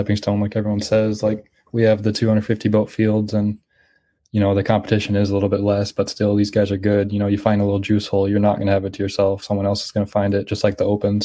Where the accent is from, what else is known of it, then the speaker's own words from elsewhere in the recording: Grand Rapids, Minnesota, United States; moved away as an adult; also born or lived in Montevallo, Alabama; I'm from Minnesota, and we kind of came together here at Montevallo